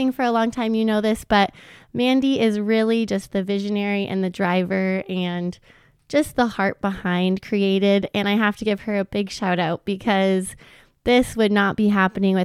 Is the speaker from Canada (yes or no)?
yes; Canada; We grew up in Canada